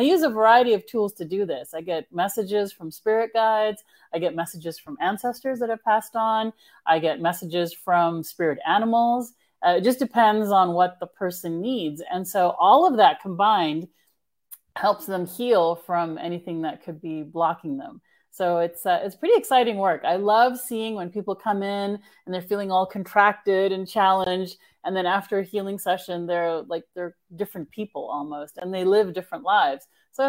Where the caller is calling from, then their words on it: California, United States; I'm actually in Northern California.